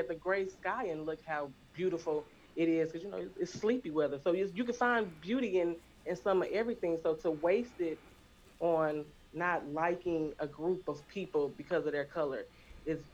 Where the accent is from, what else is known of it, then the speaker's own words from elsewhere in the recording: Atlanta, Georgia, United States; I'm straight from Atlanta, Georgia